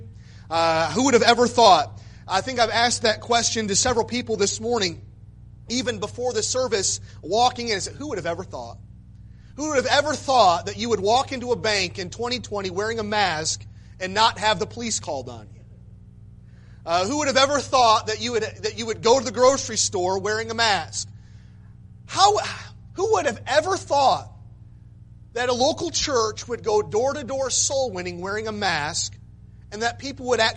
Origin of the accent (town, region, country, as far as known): Michigan, United States; born or raised there